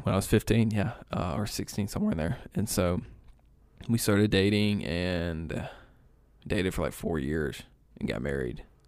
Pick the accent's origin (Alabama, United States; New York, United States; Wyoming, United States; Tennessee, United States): Alabama, United States; East; moved away as an adult; now in Carrollton, United States; I grew up in East Alabama.